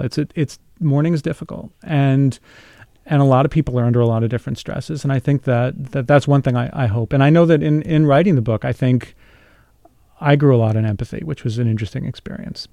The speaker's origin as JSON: {"language": "English", "town": "New York City", "region": "New York", "country": "United States", "tie": "born or raised there", "said": "I grew up about five miles from there."}